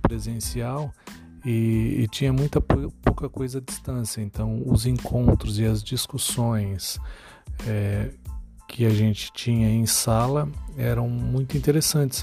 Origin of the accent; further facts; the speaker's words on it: São Paulo, Brazil; now in Santana do Livramento, Brazil; eu moro na cidade de Livramento, é, mas eu nasci em São Paulo